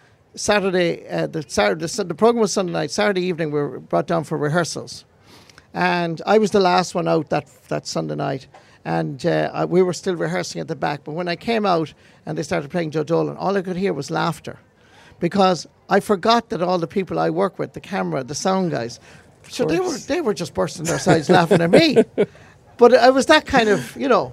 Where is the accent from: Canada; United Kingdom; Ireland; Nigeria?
Ireland; West Clare, Munster; I'm from West Clare